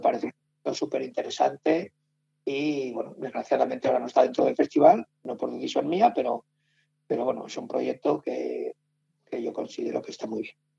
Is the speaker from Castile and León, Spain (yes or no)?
yes; Soria, Castile and León, Spain; moved away as an adult; now in Madrid, Spain; los sorianos somos muy pesados con Soria